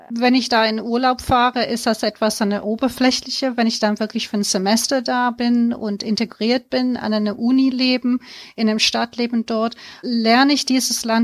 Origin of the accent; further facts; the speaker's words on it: United Kingdom; Ich habe BWL oder genauer gesagt Business Studies in Großbritannien studiert, mhm. wo ich aufgewachsen bin.